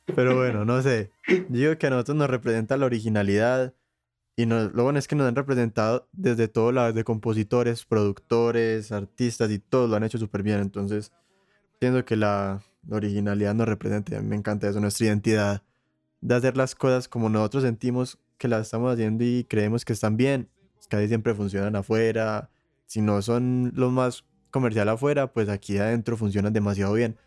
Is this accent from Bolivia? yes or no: no; Colombia; Como colombiano